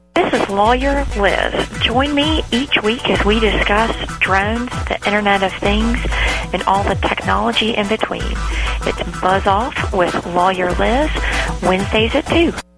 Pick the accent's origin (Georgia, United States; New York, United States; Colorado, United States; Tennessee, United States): New York, United States; Long Island; moved away as an adult; also born or lived in Jackson County, Oregon; now in Oregon, United States; I actually grew up outside of New York City, on Long Island